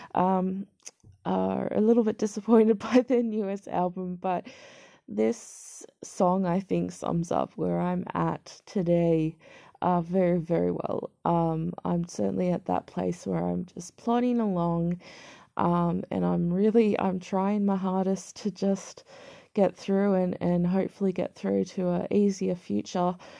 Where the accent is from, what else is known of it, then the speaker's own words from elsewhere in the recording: Australia; I'm Caucasian Australian born